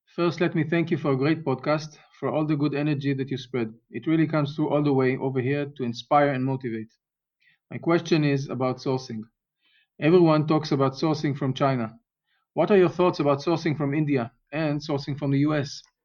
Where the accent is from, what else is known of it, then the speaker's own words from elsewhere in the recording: Israel; I'm from Israel